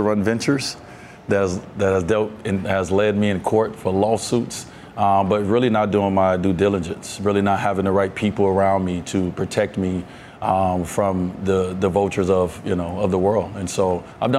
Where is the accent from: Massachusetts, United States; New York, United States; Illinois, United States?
Illinois, United States; Robbins; growing up in Robbins, Illinois, where I grew up